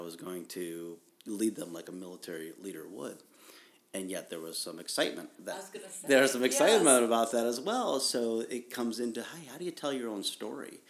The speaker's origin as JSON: {"language": "English", "region": "Ohio", "country": "United States", "tie": "born or raised there", "said": "I'm from Ohio, right? Yeah, and I grew up in Ohio"}